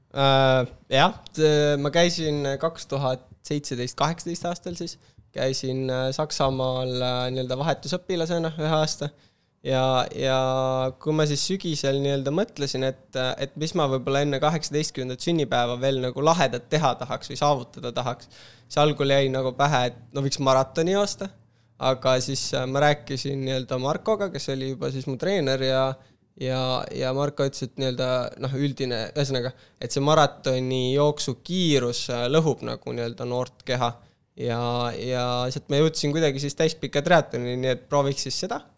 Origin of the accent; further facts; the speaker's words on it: Kiili Parish, Harju County, Estonia; ma olen üles kasvanud sellises äh, Tallinna kõrval olevas vallas nagu Kiili vald